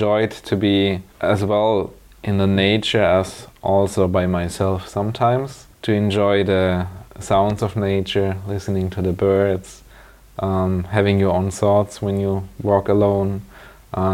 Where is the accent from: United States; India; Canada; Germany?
Germany; Friolzheim, Baden-Württemberg; English is a second language; also born or lived in Stuttgart; I was born in Stuttgart, but I was raised in this town called Friolzheim, where my parents lived since I was born.